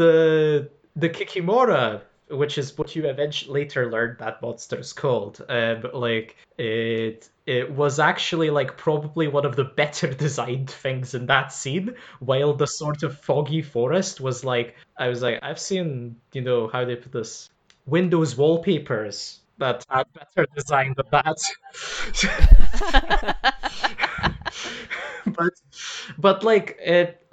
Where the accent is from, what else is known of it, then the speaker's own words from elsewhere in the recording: Lithuania; now in Glasgow, United Kingdom; I'm Lithuanian, I'm currently living in Glasgow